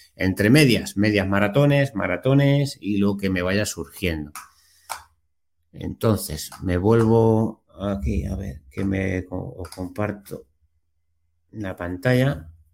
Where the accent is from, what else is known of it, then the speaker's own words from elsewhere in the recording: Consuegra, Castilla-La Mancha, Spain; desde Consuegra, desde mi pueblo